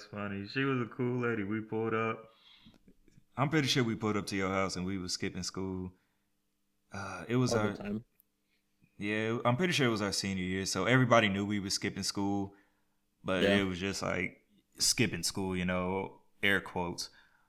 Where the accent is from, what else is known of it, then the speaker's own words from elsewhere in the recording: Lovejoy, Georgia, United States; We went to high school with each other, came from Lovejoy, all that good stuff, Clayton County.